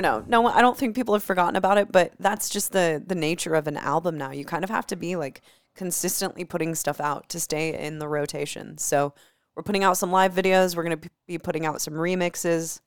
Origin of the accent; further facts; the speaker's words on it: Des Moines, Iowa, United States; moved away as an adult; I haven't lived in Des Moines for the past almost thirteen years of my life. But I grew up in Des Moines